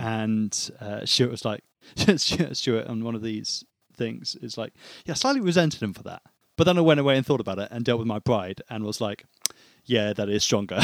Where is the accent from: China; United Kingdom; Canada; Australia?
United Kingdom